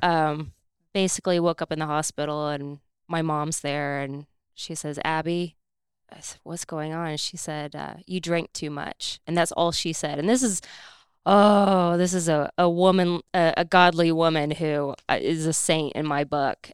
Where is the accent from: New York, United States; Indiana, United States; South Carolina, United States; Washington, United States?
Indiana, United States; I'm from Indiana